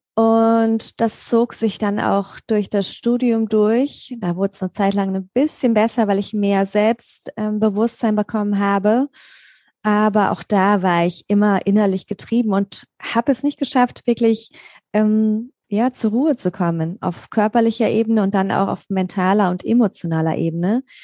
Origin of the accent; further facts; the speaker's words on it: Mainz, Rhineland-Palatinate, Germany; moved away as an adult; now in Black Forest area, Germany; ursprünglich komme ich aus Mainz oder besser gesagt aus der Nähe von Mainz